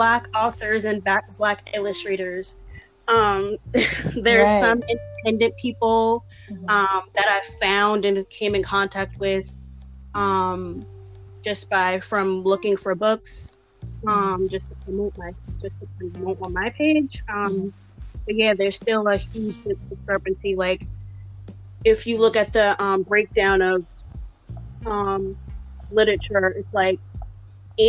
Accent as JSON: {"language": "English", "town": "Boston", "region": "Massachusetts", "country": "United States", "tie": "born or raised there", "also_born_or_lived": "Randolph, Massachusetts", "said": "I was born and raised in Boston. All my life, I've lived from Roxbury to Dorchester to Mattapan."}